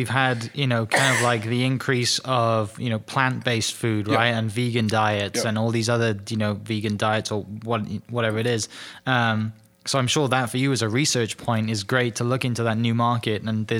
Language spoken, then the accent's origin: English; Ardmore, United States; Yeah, just from growing up in Ardmore and coming all this way